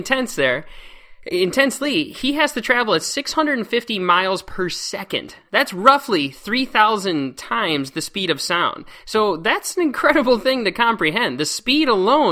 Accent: Antioch, United States; at my place where I grew up in Antioch, with my family

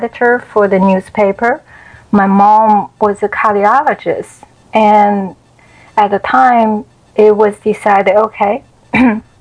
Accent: China; English is a second language; moved away as an adult; now in United States; growing up in China

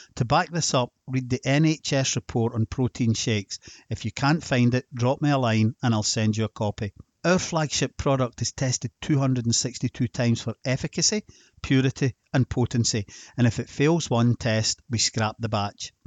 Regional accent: Scotland, United Kingdom; Being Scottish and then just forty-six years old

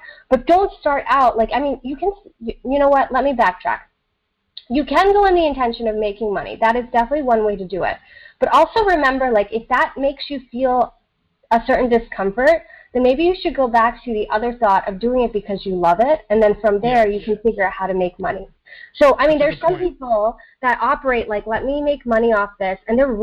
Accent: East Coast of the United States, United States; accent: American; English is a second language; also born or lived in Southern India; I came to the East Coast of the United States when I was 6 and a half

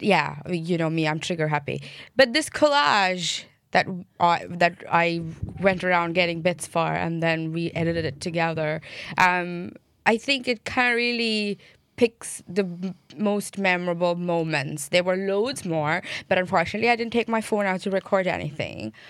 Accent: Mumbai, Maharashtra, India; now in Cork, Ireland; I'm from Bombay

